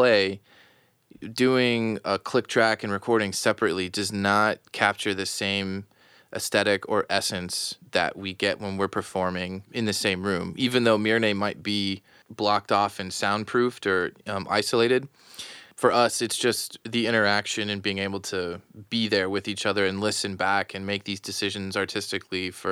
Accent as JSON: {"language": "English", "region": "South Florida", "country": "United States", "moved": "yes", "lives_now": "Rochester, United States", "said": "I currently live in Rochester, New York, but I'm originally from South Florida."}